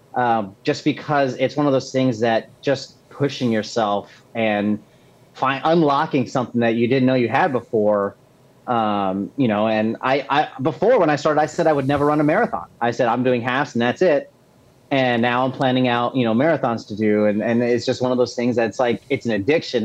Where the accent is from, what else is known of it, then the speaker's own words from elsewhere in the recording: Texas, United States; moved away as an adult; also born or lived in Augusta, Georgia; now in Charlotte, United States; I'm originally from Texas, um, and I was born and raised there